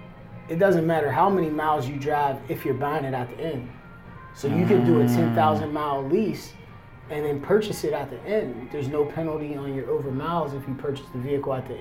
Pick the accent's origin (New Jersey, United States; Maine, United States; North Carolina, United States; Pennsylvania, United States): Pennsylvania, United States; Pittsburgh; moved away as an adult; also born or lived in Florida; now in California, United States; I'm from Pittsburgh